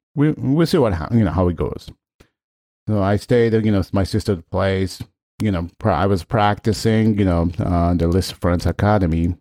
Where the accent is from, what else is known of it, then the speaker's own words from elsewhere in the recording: Tokyo, Japan; English is a second language; moved away; also born or lived in Shinjuku, Tokyo; I grew up, like, outside of Tokyo